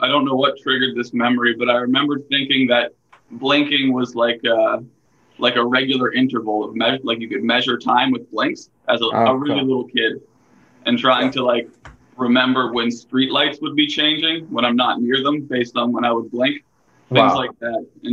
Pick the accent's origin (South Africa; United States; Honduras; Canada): Canada; Wyevale, Ontario; now in Toronto, Canada; Wyvale, which is like, it's like 30 minutes north of Barrie. It's rural. It's like farm town, and there's like a subdivision in the middle of it, and that's where I grew up